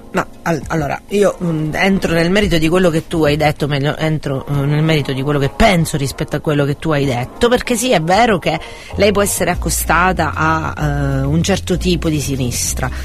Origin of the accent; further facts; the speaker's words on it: Catania, Sicily, Italy; noi siamo di Catania, ma anche in Sicilia